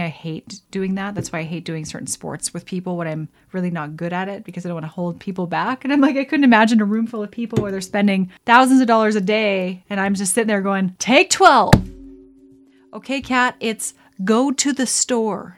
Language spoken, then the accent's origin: English; Alberta, Canada; I grew up in Alberta